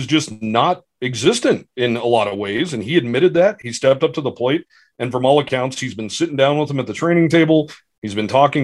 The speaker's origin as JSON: {"language": "English", "region": "Wyoming", "country": "United States", "said": "we're both from Wyoming"}